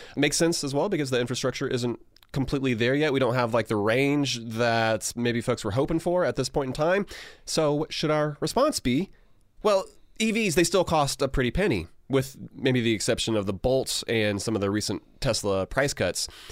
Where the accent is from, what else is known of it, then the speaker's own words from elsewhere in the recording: United States; as American